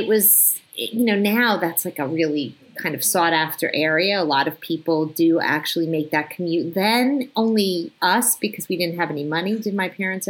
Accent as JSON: {"language": "English", "region": "New Jersey", "country": "United States", "tie": "born or raised there", "also_born_or_lived": "New York City / Long Island / Connecticut", "moved": "as an adult", "lives_now": "Los Angeles, United States", "said": "I went to high school in New Jersey."}